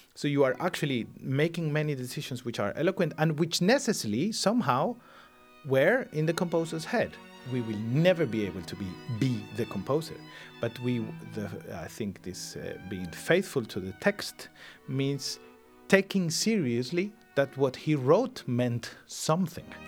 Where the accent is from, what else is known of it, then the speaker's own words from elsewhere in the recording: Spain; English is a second language; in my home country, which has still huge deficits in uh, in talking other languages than our own